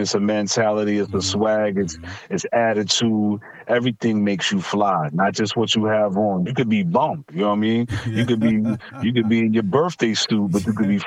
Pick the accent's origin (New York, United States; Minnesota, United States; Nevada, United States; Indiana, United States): New York, United States; New York City; I'm from Stapleton